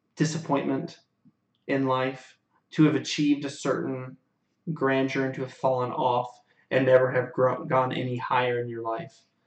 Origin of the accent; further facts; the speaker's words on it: United States; as an American people